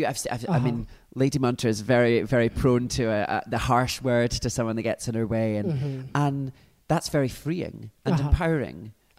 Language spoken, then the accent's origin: English; Glasgow, Scotland, United Kingdom; moved away as an adult; now in London, United Kingdom; I am indeed local from Glasgow. But living in London